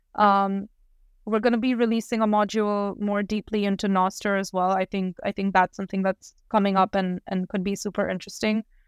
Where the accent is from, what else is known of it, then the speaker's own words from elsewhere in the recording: India; moved away; I'm originally from India